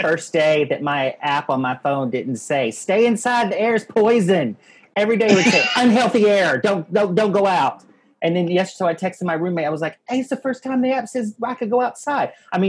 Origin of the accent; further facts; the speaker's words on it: Oklahoma, United States; moved away; I'm from Oklahoma